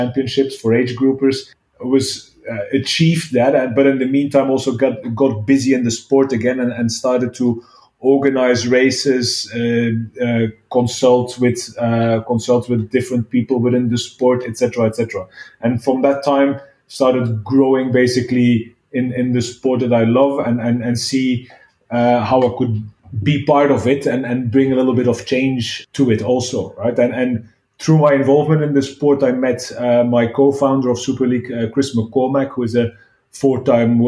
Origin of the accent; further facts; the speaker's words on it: Belgium; moved away as an adult; also born or lived in China; I'm originally from Belgium